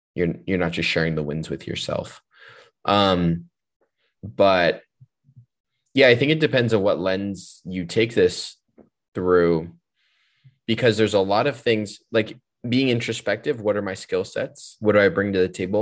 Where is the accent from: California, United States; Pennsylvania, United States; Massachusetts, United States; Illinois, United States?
California, United States; I'm a Californian